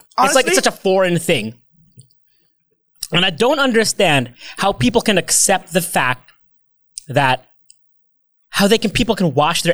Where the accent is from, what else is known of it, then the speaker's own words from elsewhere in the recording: United States; moved away as an adult; now in Philippines; I grew up there. I am American.